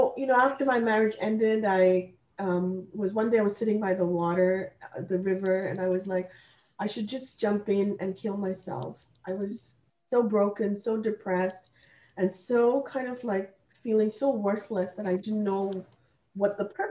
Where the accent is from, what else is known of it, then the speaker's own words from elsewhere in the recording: India; English is a second language; moved away as an adult; now in Canada; I am actually born and raised in India, and I came to Canada to study, and I have been kind of like, you know, in Canada since the age of about 20 years old